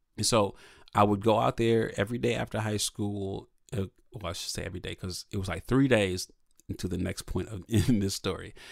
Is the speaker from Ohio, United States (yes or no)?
yes; Toledo, Ohio, United States; I'm from Toledo, Ohio, which is, you know, if you drive fast, it's like half an hour from Detroit